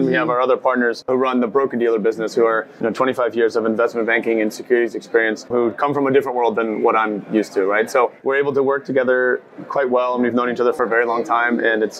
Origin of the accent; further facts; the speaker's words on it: United States; I'm American myself